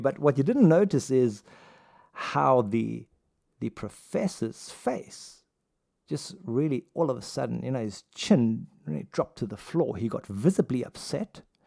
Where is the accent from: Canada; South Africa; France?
South Africa; growing up in South Africa